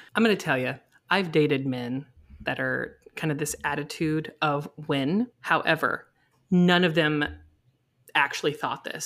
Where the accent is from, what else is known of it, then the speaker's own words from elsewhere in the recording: Indiana, United States; I'm from Indiana